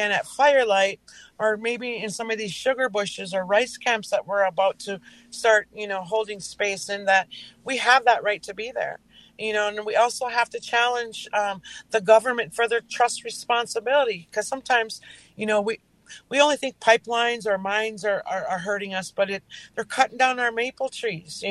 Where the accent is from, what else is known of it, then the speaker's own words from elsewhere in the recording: Leech Lake Reservation, Minnesota, United States; I'm in northern Minnesota. I'm from the Leech Lake Reservation